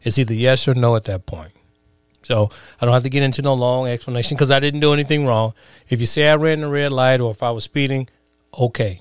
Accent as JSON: {"language": "English", "town": "Chicago", "region": "Illinois", "country": "United States", "tie": "born or raised there", "said": "growing up in the, uh, inner cities of Chicago"}